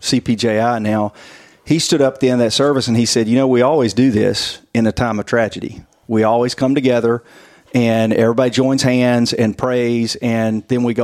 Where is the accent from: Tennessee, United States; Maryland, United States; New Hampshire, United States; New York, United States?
Tennessee, United States; Hohenwald; moved away as an adult; now in Columbia, United States; I grew up in Hohenwald, Tennessee, which is not far from here